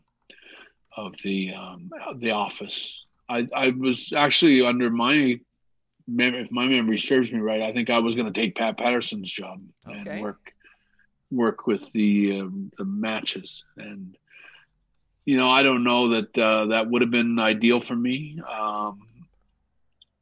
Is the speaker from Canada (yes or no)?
yes; Canada